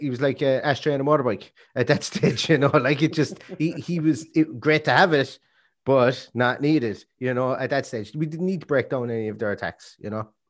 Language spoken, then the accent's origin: English; Ireland; we're Irish